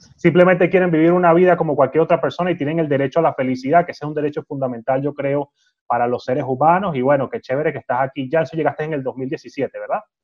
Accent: Venezuela; yo como venezolano

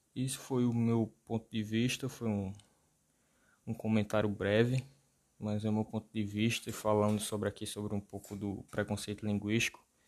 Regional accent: Northeast Region, Brazil; nós somos nordestinos

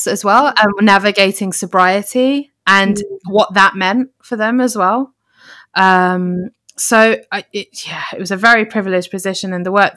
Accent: United Kingdom; we're in Britain, and as British Asians

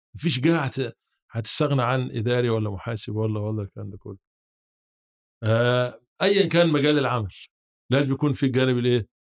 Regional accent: Hurbeit, Sharqia, Egypt; moved away; انا اصلا من محافظه الشرقيه من آه قريه تبع مركز وكبير اسمها هربيط

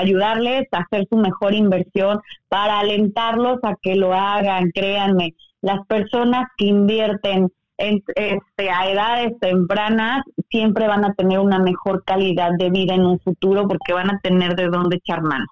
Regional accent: Mexico; now in Mérida, Mexico

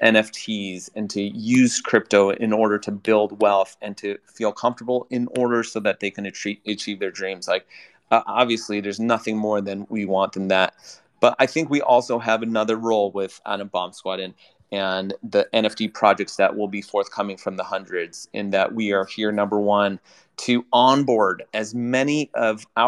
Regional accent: United States; I'm an American

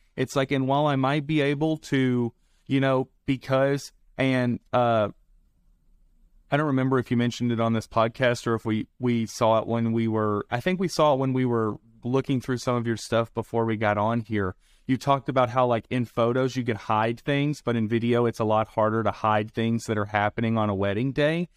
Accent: the South, United States; accent: southern; I have my southern accent

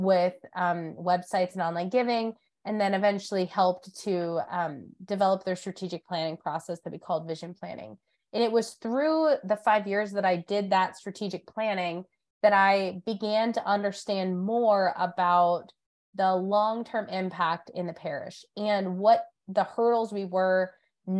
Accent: Diocese of Erie, Northwestern Pennsylvania, United States; moved away as an adult; also born or lived in North Carolina; now in Charlotte, United States; I grew up in the Diocese of Erie in Northwestern PA

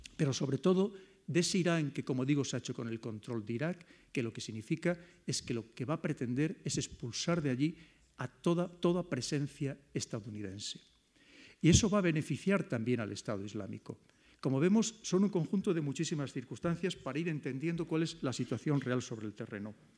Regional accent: Spain; como españoles

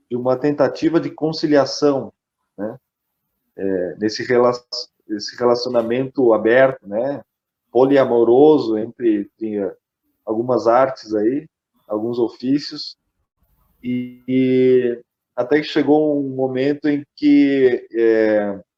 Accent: Curitiba, Paraná, Brazil; born there; also born or lived in Japan / Caxias do Sul; Eu sou curitibano de nascença, mas eu morei cinco anos no Japão.

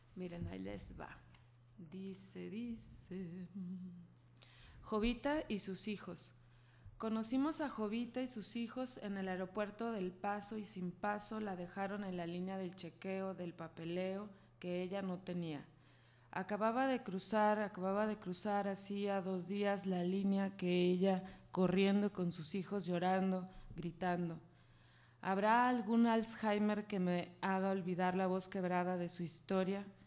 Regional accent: Guadalajara, Jalisco, Mexico; yo soy de aquí de Guadalajara, soy súper tapatía

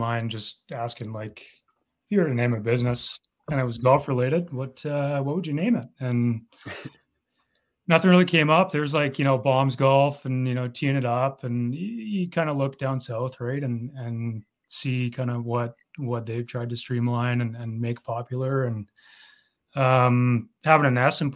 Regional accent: Vancouver, British Columbia, Canada; now in Brandon, Canada; born and raised in Vancouver

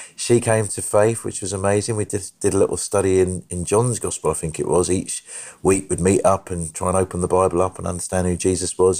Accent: Brighton, South East England, United Kingdom; I was born in Brighton

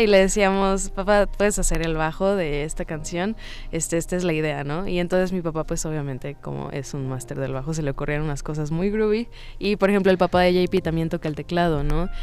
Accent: Cancún, Quintana Roo, Mexico; now in Mexico City, Mexico; Yo vivía en Cancún en ese entonces

